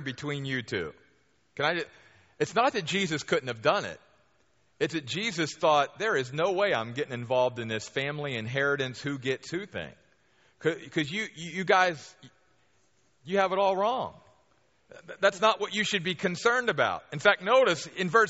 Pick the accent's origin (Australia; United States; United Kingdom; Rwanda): United States; near Baltimore, Maryland; moved away; I grew up back on the East Coast near Baltimore, Maryland